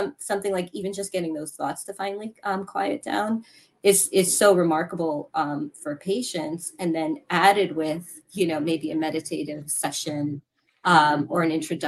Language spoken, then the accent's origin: English; Pakistan; I'm Pakistani